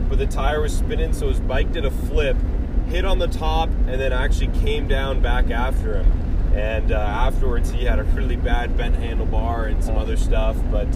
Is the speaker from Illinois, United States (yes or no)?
no; California, United States; moved away as an adult; now in Colorado, United States; we are from California and currently going to school in Colorado State